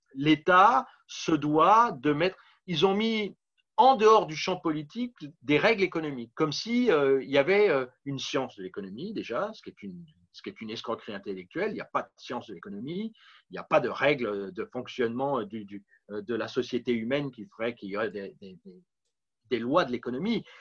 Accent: Paris, Île-de-France, France; also born or lived in Montreal; revenir à Paris puisque je suis parisien à l'origine

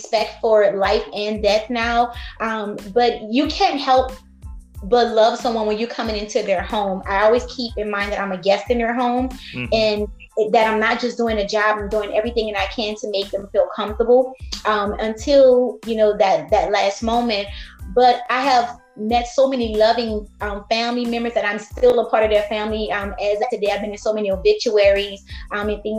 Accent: Louisiana, United States; I grew up in Louisiana, born and raised

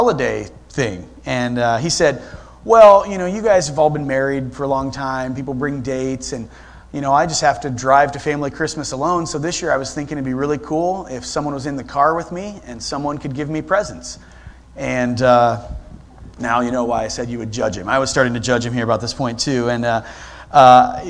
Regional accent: Sterling, Ohio, United States; moved away as an adult; also born or lived in Rittman, Ohio; now in Columbus, United States; I'm actually from Sterling, Ohio

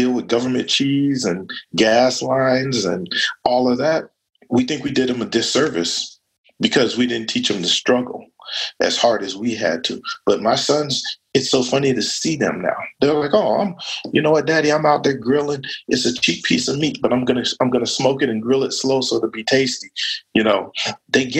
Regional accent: United States; I was born black in America.

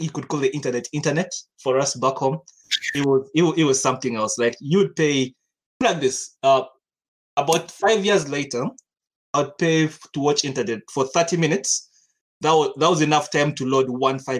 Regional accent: Uganda; also born or lived in Kenya; back home is Uganda. I'm from Uganda. I grew up in Uganda and Kenya. I was in Kenya for 10 years

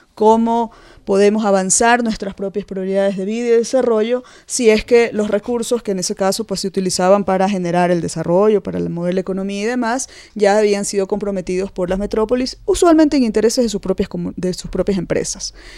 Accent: Ecuador; somos todos los ecuatorianos

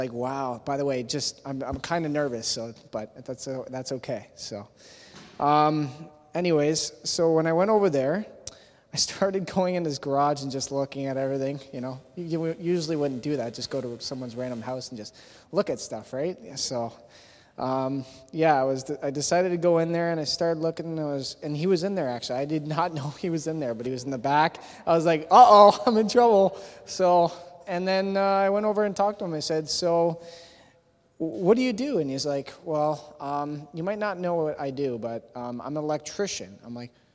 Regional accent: Thorold, Ontario, Canada; also born or lived in Hamilton, Ontario; When I was younger, I was living in Thorold, actually. I was born in Hamilton, Ontario, but when I was living in Thorold, I was young

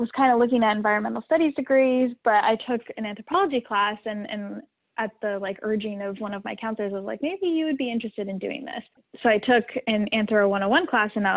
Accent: Idaho, United States; moved away as an adult; now in Bay Area, United States; growing up in Idaho

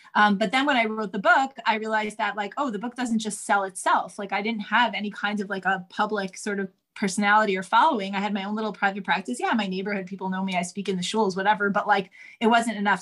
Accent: New York City, New York, United States; I grew up in Manhattan on the Upper West Side.

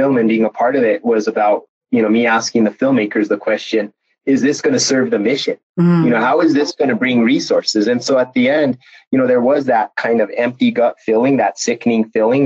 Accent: northern New Mexico, United States; my home community in my home state of New Mexico

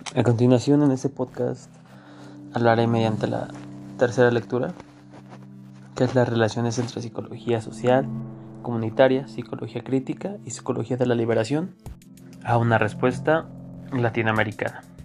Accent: Mexico; nosotros como mexicanos

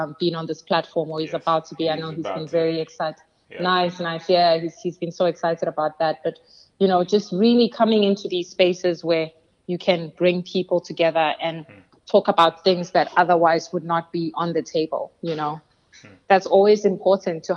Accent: Johannesburg, Gauteng, South Africa; moved away as an adult; also born or lived in Charlotte, North Carolina; now in United States; I am originally from Johannesburg, South Africa. Okay. I was born and raised there, but I came to the United States to pursue my college education.

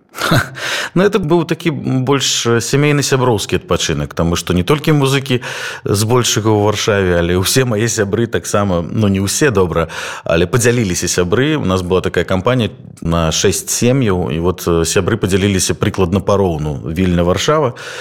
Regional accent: Belarus; moved away; мы беларусы

